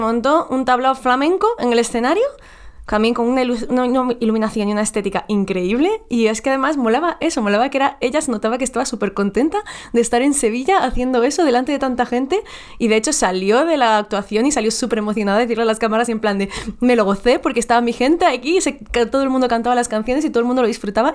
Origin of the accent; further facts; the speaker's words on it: Mexico; now in Madrid, Spain; yo no nací aquí